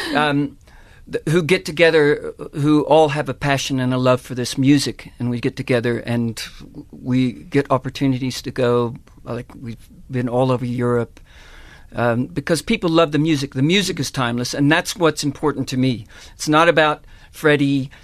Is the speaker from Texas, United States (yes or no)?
yes; Texas, United States; moved away as an adult; now in South Africa; That's where I was born and raised in Texas